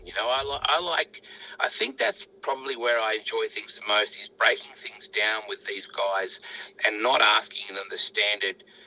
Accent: Australia; We came all the way from Australia

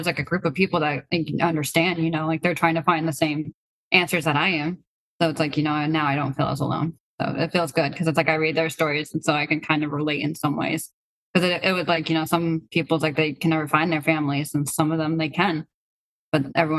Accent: Russia; born there; I was born from Russia, you know, I do have these things and stuff like

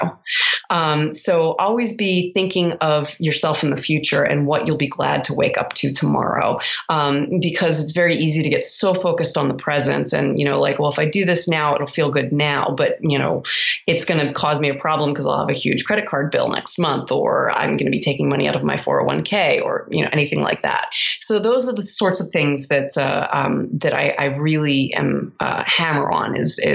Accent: Baltimore, Maryland, United States; moved away as an adult; also born or lived in Columbus, Ohio; I'm originally from Baltimore, Maryland

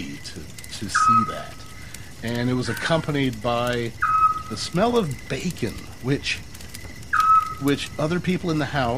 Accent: Salisbury, Maryland, United States; my hometown was Salisbury, Maryland

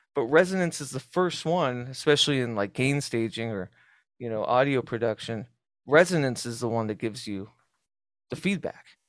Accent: Southwest, United States; as a kid growing up in the Southwest

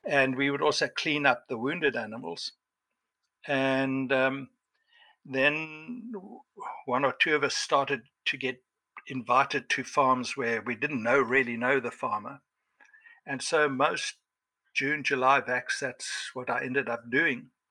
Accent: Cape Town, Western Cape, South Africa; I was born in Cape Town

